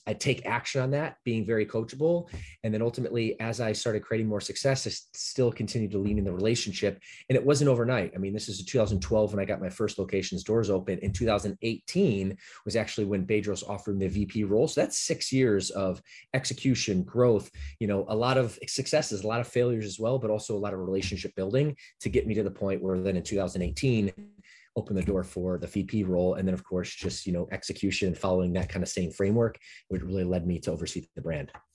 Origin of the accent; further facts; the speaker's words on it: Detroit, Michigan, United States; moved away as an adult; now in Southern California, United States; I grew up my latter part of childhood in Detroit, Michigan suburbs